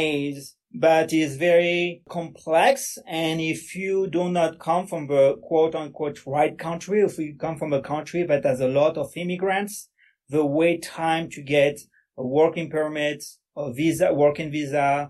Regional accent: a suburb of Paris, Île-de-France, France; English is a second language; moved away as an adult; now in Denver, United States; I was born and raised in France, so this is where my accent comes from. I was born in a suburb of Paris

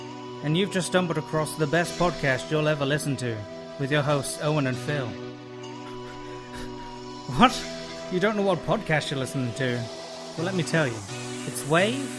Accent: United Kingdom; I'm British

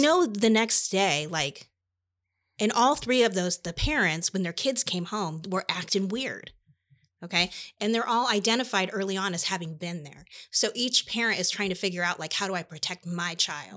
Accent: Iowa, United States; I'm from Iowa

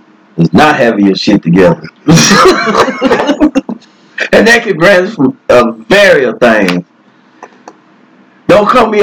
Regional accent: Henderson, Texas, United States; I'm from Henderson, Texas.

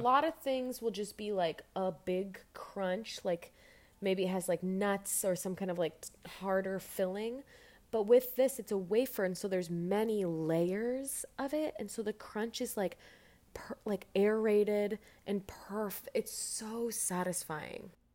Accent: Fishers, Indiana, United States; now in Chicago, United States; I'm from Fishers, Indiana

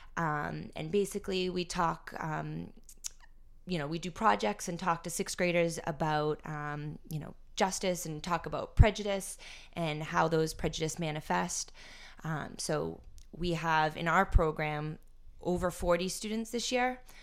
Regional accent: North Andover, Massachusetts, United States; I grew up in North Andover, grew up hanging out here at the U Center

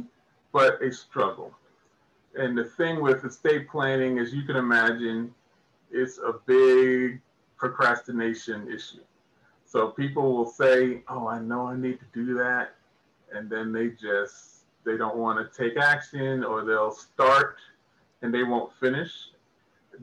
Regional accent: New York, United States; moved away as an adult; now in Georgia, United States; Originally from New York, came down to Georgia about 2004

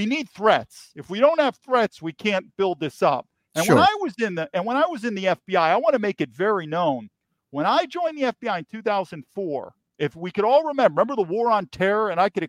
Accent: New York, United States; I was born and raised in New York

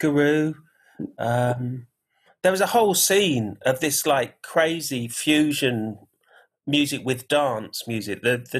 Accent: Gibraltar; My take on it was like, I'm from Gibraltar. So when I kind of was a kid, I used to go there a lot. And you could hear Spanish radio, English radio, Moroccan radio just by doing that.

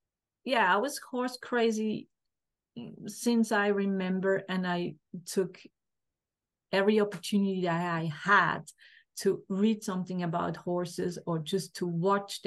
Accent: Switzerland; I grew up in a family. My dad had was self-employed, has a mechanic workshop, and I'm from Switzerland

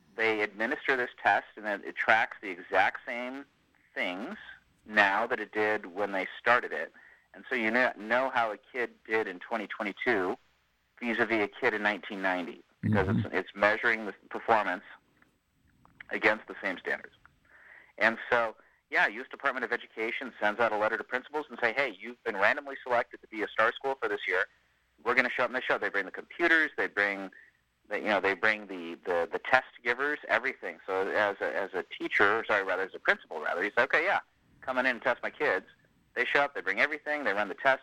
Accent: Sacramento, California, United States; moved away as an adult; now in Falls Church, United States; my hometown

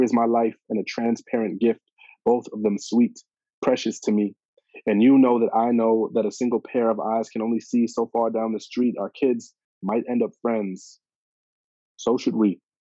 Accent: Toronto, Ontario, Canada; the street I grew up on

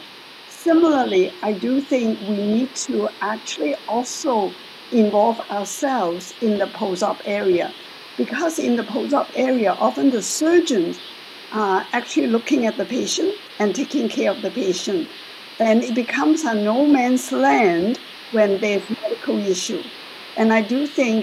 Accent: Hong Kong; moved away as an adult; now in Toronto, Canada; I am actually originally from Hong Kong, and I trained in Hong Kong as the medical school, Hong Kong University

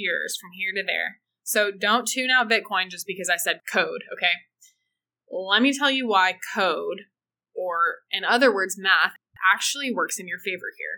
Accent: United States; to be from the USA

